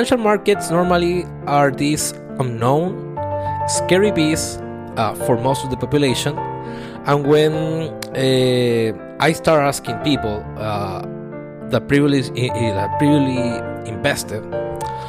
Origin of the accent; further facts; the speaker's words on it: Chile; I'm from Chile